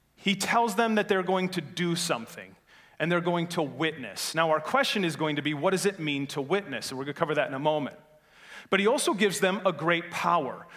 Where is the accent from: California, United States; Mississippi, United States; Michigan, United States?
Michigan, United States; Norway; I'm from Norway originally, uh, Norway, Michigan, not Norway, the place overseas